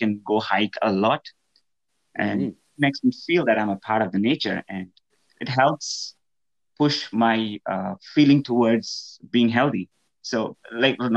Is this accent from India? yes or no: yes; India; moved away as an adult; now in Morris County, United States; I was born, brought up in India. And I moved to U.S. in 2016.